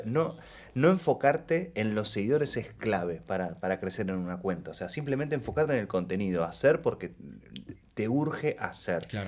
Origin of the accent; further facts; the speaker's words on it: Rosario, Santa Fe, Argentina; yo soy de Rosario también, como del interior